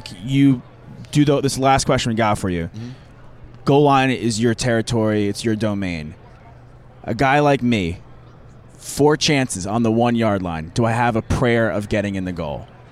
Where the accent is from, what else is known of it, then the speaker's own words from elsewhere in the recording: New York, United States; I grew up in New York, but my family's from Boston